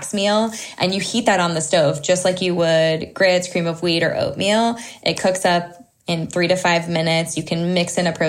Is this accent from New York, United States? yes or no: no; Southern California, United States; We grew up in Southern California. My husband and I both did